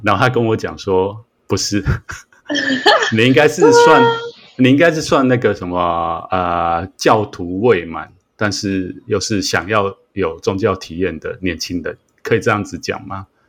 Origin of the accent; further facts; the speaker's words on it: Taiwan; 我们在台湾长大